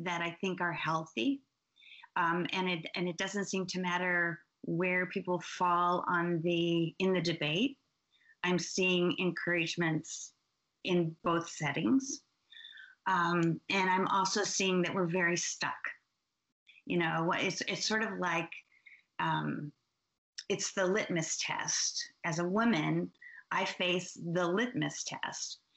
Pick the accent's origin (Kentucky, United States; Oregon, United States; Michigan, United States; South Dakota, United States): Oregon, United States; I'm from Oregon.